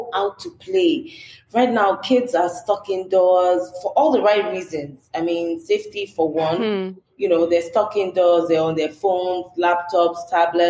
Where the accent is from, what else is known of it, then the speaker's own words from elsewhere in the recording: Lagos, Nigeria; I was born in Lagos. I grew up in a very communal environment